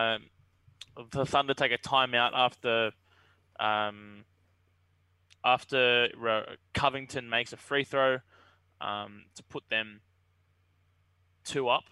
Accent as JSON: {"language": "English", "country": "Australia", "said": "being Australian"}